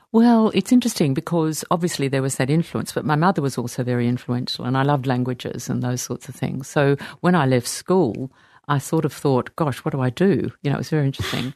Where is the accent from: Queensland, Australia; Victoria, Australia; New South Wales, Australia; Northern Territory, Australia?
New South Wales, Australia; Sydney; I was born in Sydney. We lived very close to La Perouse.